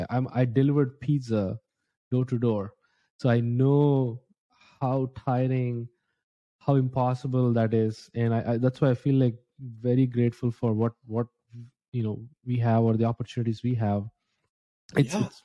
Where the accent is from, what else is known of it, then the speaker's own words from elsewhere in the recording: India; English is a second language; moved away as an adult; now in United States; I think maybe I mentioned a couple times when I came to the US from India. I was a student.